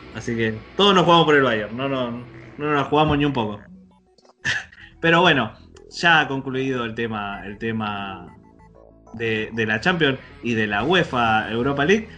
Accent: Argentina; nosotros, como argentinos

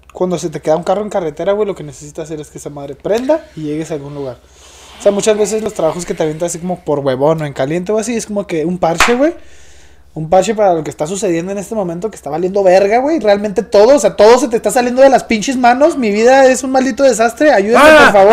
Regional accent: Mexico; como buen mexicano

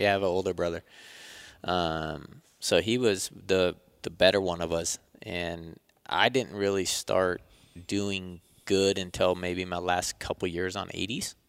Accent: Turlock, California, United States; I grew up in Turlock, about an hour south of Sacramento

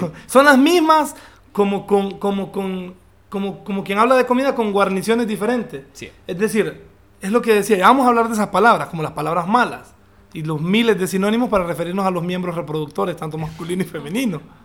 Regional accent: Honduras; also born or lived in London; nosotros eh, casi no tenemos acento

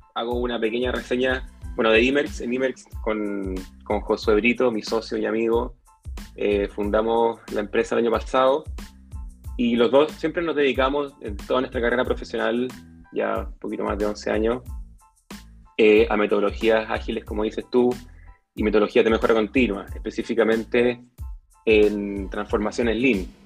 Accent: Santiago, Santiago Metropolitan Region, Chile; moved away as an adult; now in Papudo, Chile; Yo soy santiaguino

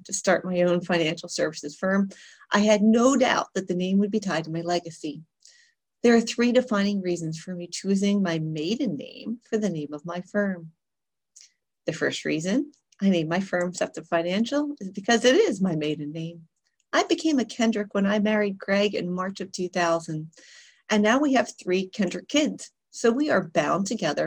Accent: Philadelphia, Pennsylvania, United States; moved away as an adult; also born or lived in Europe; I was born and raised in Philadelphia, so I talk really fast

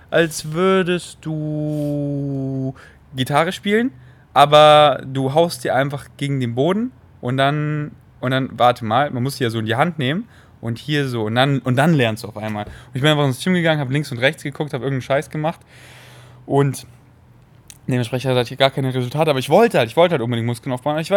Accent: Munich, Bavaria, Germany; In den Kinos in München, wo ich groß geworden bin, in Säulen.

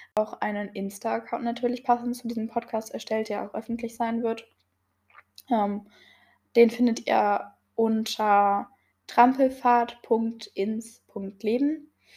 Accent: near Gifhorn, Lower Saxony, Germany; ich komme aus Niedersachsen, aus der Nähe von Gifhorn

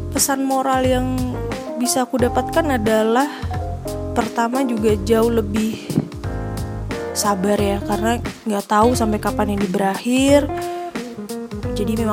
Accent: Magelang, Central Java, Indonesia; jadi berapa bulan lalu tuh aku anak Magelang banget. Jadi aku besar di Magelang. Dengan Magelang kan kota kecil.

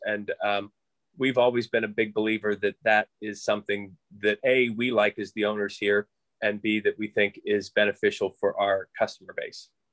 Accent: Moon Township, Pennsylvania, United States; also born or lived in Thornburg, Pennsylvania; I'm originally from uh, Moon Township, so out by the airport. Uh, my mother and family still live in the same. Well, my mother now lives in the same house that we grew up

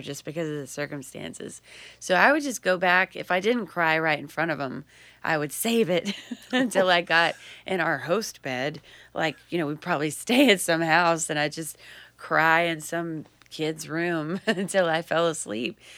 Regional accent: Texas Hill Country, United States; moved away; I'm from South Central Texas, um, uh, right in between Austin and San Antonio, and they call it the Hill Country

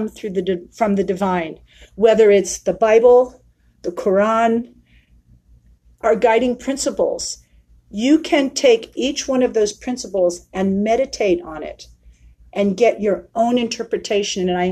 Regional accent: San Francisco, California, United States; moved away as an adult; now in Prescott, United States; from San Francisco, which is my hometown. I'm born and raised there.

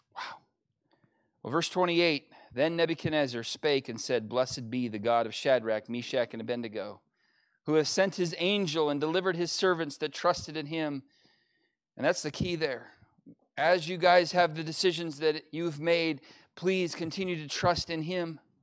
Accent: United States; as an American

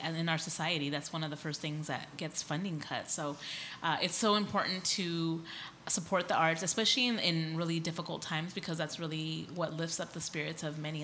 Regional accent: Escondido, California, United States; I grew up here in North County in Escondido

